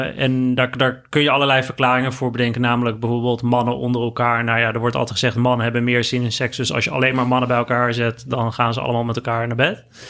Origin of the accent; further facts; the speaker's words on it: Netherlands; heb ik mezelf altijd als een, als een Nederlander gezien